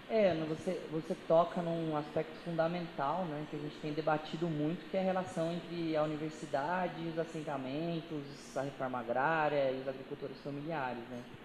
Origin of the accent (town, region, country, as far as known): Brazil